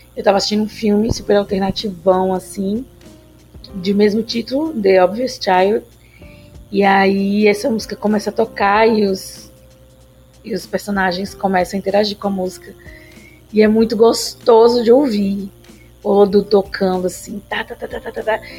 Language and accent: Portuguese; Bahia, Brazil; moved away; also born or lived in São Paulo; eu não nasci em Recife, sou baiana